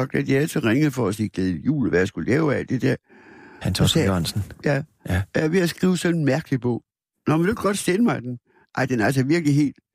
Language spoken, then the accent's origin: Danish; Aarhus, Central Denmark Region, Denmark; also born or lived in Askov, Denmark; Det var sådan et hjem i Aarhus, hvor der kom mange kunstnere.